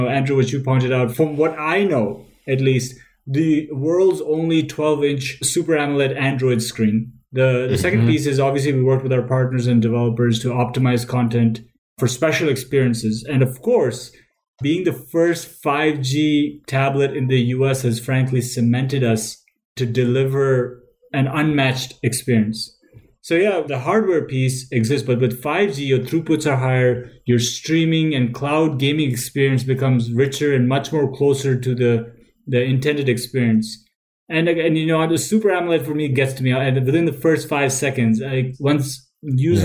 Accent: Toronto, Ontario, Canada; I grew up in Toronto

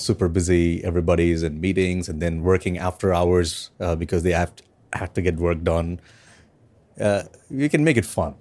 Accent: India; I'm from India

